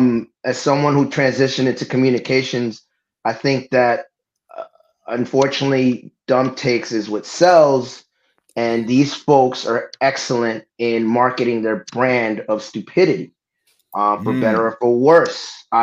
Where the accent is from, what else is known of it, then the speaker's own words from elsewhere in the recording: New York City, New York, United States; also born or lived in Boston; born and raised in Brooklyn. I lived for a little bit in Boston, so got a soft spot